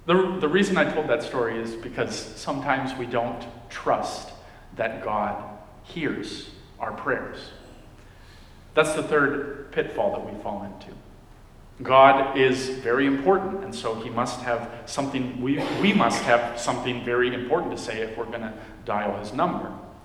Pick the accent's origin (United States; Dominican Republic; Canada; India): Dominican Republic; When I was a kid, I grew up in the Dominican Republic.